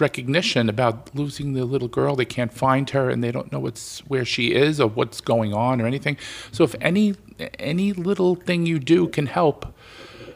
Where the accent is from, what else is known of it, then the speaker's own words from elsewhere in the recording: New York, United States; accent: New York; that's my New York accent